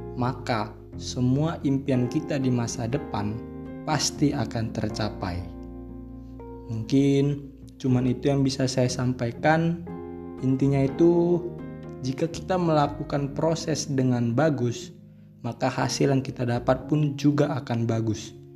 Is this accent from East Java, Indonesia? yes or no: no; Medan, North Sumatra, Indonesia; moved away as an adult; now in Lampung, Indonesia; saya berasal dari Medan, Sumatera Utara